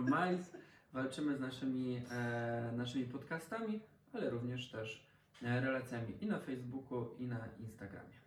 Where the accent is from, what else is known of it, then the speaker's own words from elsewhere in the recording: Lower Silesian Voivodeship, Poland; ja też jestem z Dolnego Śląska